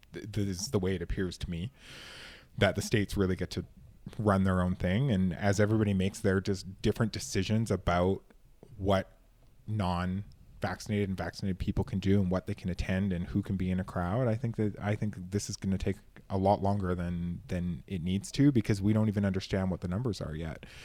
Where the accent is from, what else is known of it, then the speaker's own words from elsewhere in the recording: Canada; I come from Canada